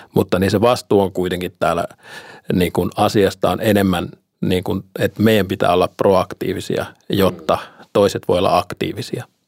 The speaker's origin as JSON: {"language": "Finnish", "country": "Finland", "moved": "yes", "lives_now": "Bulgaria", "said": "me suomalaiset"}